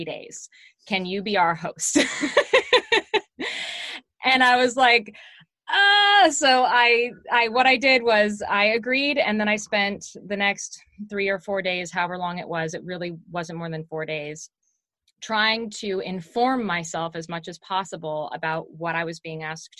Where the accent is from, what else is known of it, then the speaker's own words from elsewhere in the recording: Seattle, Washington, United States; I grew up in Seattle